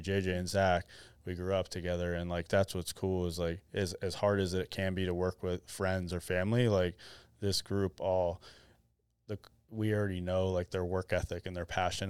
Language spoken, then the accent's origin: English; Arizona, United States; I was born and raised in Arizona, which was unique.